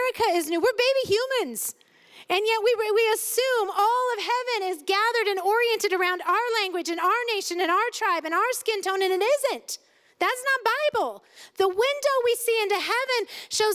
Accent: United States; as an American

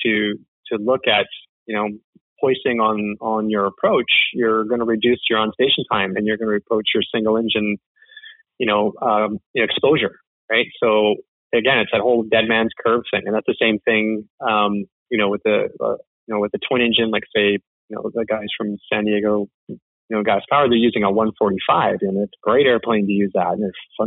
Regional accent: Canada; I'm the Canadian that does not watch hockey

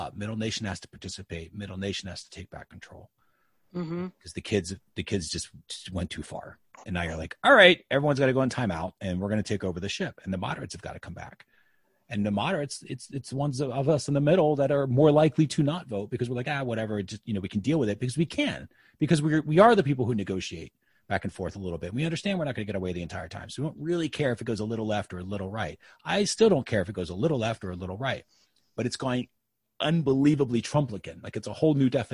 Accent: United States; as an American

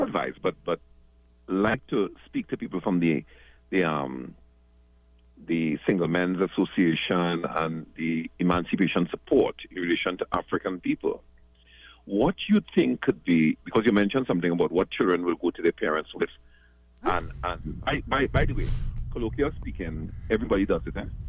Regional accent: South Trinidad, Trinidad & Tobago; I'm from South

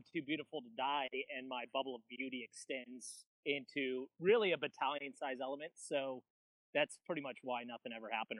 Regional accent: California, United States; I'm a Californian, you know, we have a big vocabulary out here

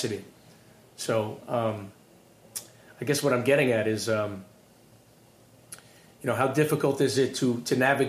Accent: Long Island, New York, United States; I'm from Long Island

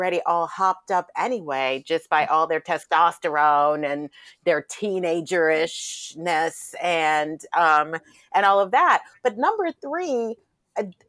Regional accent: New York City, New York, United States; growing up in Brooklyn

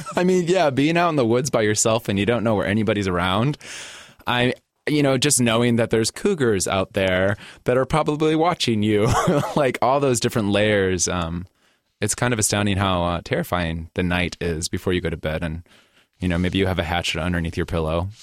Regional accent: Gary, Indiana, United States; moved away as an adult; now in Portland, United States; born and raised in Indiana

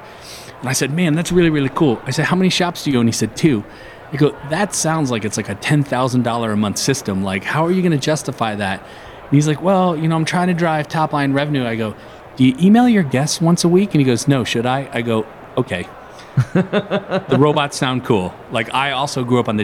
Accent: Detroit, Michigan, United States; I'm from Detroit

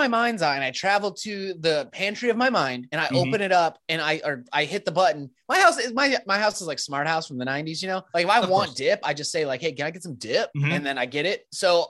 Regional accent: Rapid City, South Dakota, United States; moved away; I grew up in Rapid City.

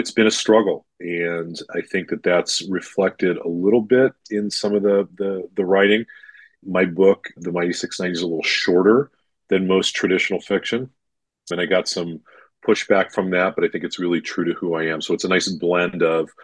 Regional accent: Long Beach, California, United States; growing up in Long Beach, California, and raised my family there

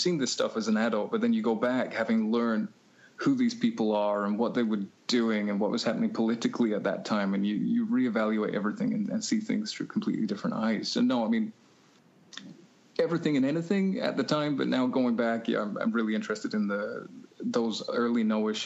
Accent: England, United Kingdom; growing up in England

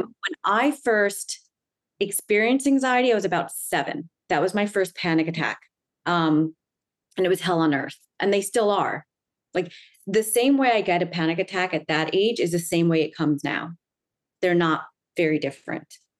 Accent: Long Island, New York, United States; now in Manhattan, United States; I grew up in Long Island, which is in New York

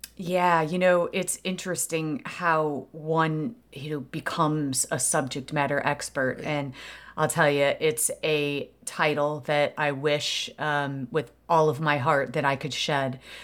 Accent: Aurora, Illinois, United States; it's my hometown. I was uh, in Aurora, Illinois, born and raised there

